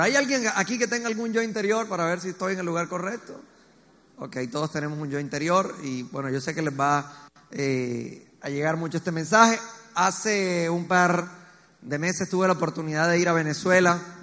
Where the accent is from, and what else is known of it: Colombia; also born or lived in Medellín